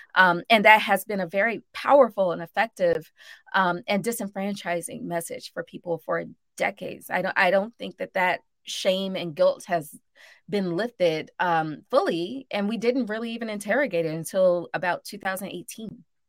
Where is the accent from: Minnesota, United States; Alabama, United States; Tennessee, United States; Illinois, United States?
Alabama, United States; Birmingham; also born or lived in Mississippi; now in New Orleans, United States; I grew up in Birmingham and in Mississippi